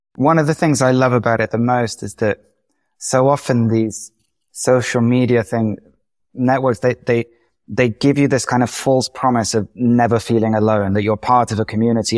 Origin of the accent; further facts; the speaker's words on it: England, United Kingdom; moved away as an adult; also born or lived in London; now in Madrid, Spain; as an English person